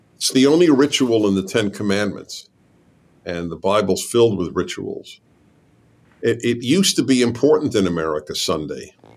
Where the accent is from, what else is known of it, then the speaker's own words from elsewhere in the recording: United States; I'm American